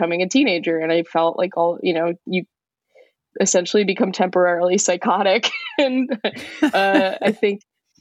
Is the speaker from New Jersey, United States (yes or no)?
yes; Elizabeth, New Jersey, United States; I grew up in Elizabeth, New Jersey in the, late 90s, early 2000s